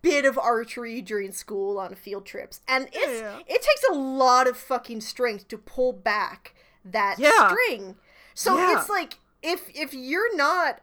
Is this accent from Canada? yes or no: yes; Canada; we are Canadian